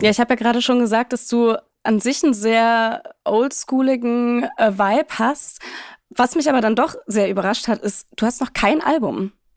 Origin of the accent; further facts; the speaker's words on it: Leipzig, Saxony, Germany; wir sind beide Leipziger